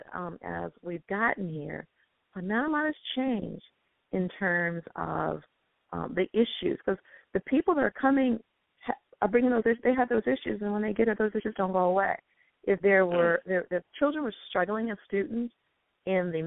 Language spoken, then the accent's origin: English; Selma, Alabama, United States; now in Maple Heights, United States; I am from Selma, Alabama.